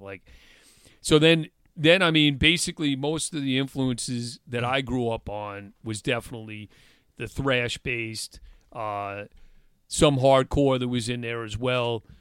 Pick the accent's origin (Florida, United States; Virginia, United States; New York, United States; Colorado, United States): New York, United States; Long Island; also born or lived in Stony Brook, New York; I moved from Longwood and Quorum area to Stony Brook in, in eleventh grade